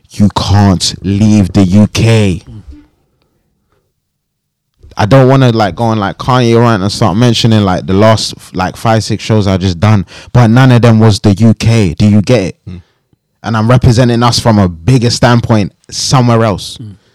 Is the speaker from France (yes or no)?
no; Jamaica; now in United Kingdom; I'm Jamaican. My my country built the fucking back of this whole fucking shit.